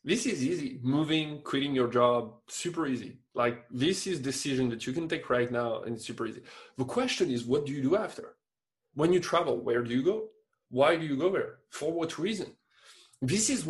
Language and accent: English; France; moved away as an adult; now in Quebec, Canada; I'm still French, but I mean, I still have just my French paper